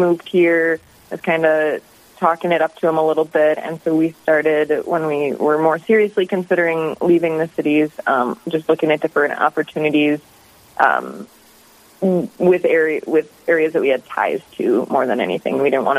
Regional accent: Marquette, Michigan, United States; moved away as an adult; also born or lived in Connecticut / Wisconsin / Minneapolis–Saint Paul, Minnesota; now in Aberdeen, United States; I grew up and lived practically my whole life in the Upper Peninsula of Michigan. I went to college there, lived at home through

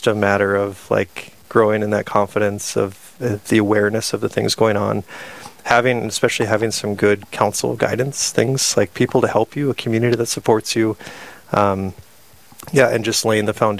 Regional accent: Sisseton, South Dakota, United States; I grew up in Sisseton, South Dakota

